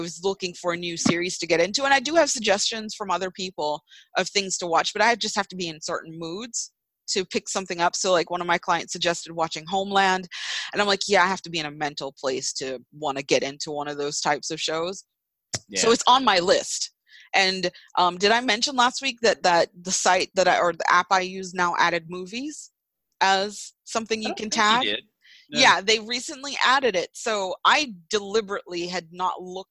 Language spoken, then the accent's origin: English; United States; this is me being American